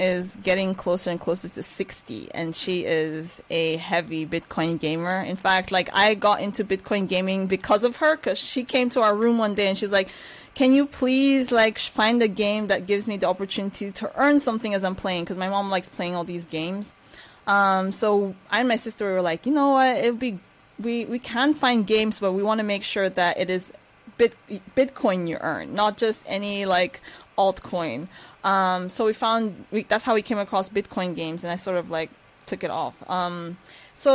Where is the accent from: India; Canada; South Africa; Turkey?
Turkey; born there; I am half Nigerian, half Filipina, who was born in Turkey.